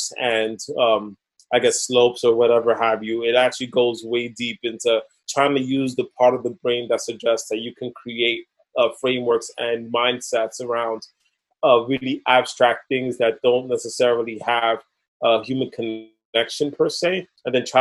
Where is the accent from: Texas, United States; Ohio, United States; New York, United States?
New York, United States; New York City; Growing up in the Lower East Side of Manhattan